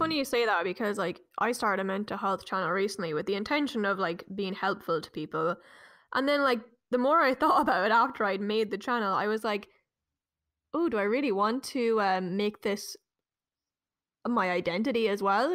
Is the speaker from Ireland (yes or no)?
yes; Ireland; deeply ingrained in us as Irish people